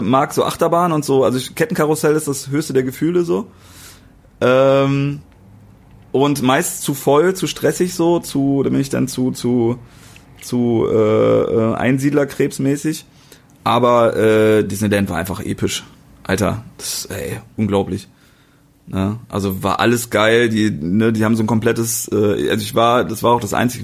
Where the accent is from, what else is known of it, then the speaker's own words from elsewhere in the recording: East Germany, Germany; Ich bin Ossi